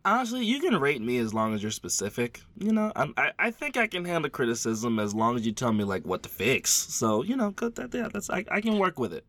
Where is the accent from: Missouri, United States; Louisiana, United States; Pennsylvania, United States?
Louisiana, United States; I'm from Louisiana